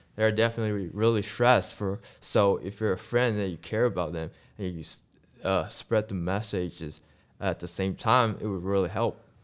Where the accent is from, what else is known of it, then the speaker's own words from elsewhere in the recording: Malaysia; English is a second language; moved away as an adult; now in United States; I'm from a country called Malaysia.